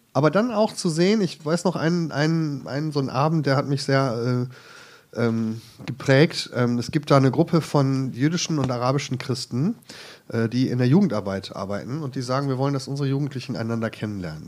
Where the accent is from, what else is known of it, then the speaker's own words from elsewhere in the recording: Krefeld, North Rhine-Westphalia, Germany; moved away; also born or lived in Jerusalem; Ich komme ursprünglich vom Niederrhein